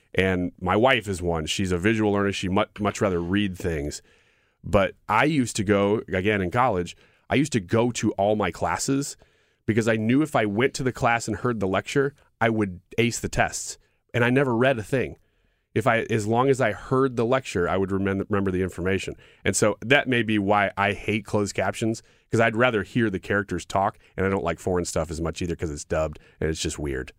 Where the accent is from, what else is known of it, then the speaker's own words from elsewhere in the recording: Illinois, United States; I'm from Illinois